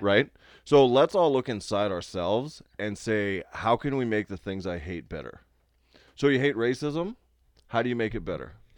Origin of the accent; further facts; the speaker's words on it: Canada; I'm a forty-year-old man and I'm Canadian